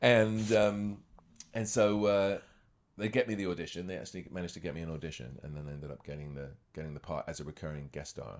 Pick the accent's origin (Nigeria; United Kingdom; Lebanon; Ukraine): United Kingdom; moved away as an adult; also born or lived in Scotland / Los Angeles; now in Toronto, Canada; I was born in Scotland, grew up near London